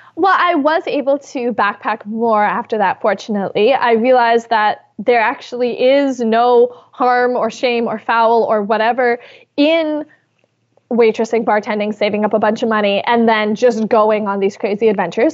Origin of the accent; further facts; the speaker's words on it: Canada; I am Canadian